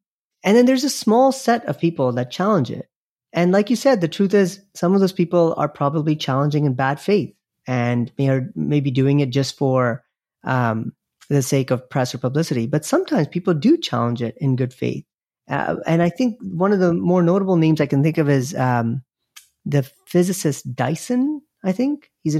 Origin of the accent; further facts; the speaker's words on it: Nigeria; I grew up in Nigeria, of all places, and my dad, we would get a couple of newspapers delivered to our house every day.